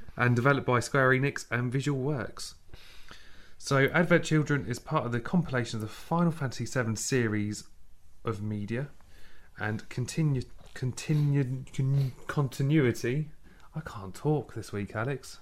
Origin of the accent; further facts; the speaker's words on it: England, United Kingdom; I'm English, I'm British